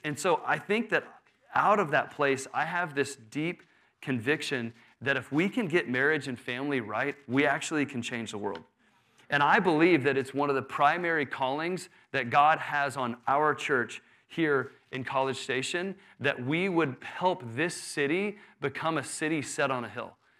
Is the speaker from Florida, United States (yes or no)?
no; Houston, Texas, United States; I grew up in Houston